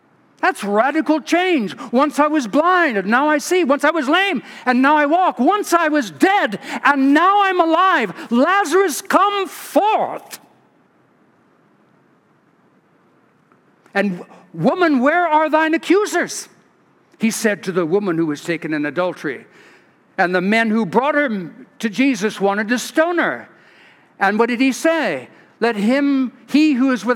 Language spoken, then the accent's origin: English; California, United States; now in Sugar Land, United States; I'm from California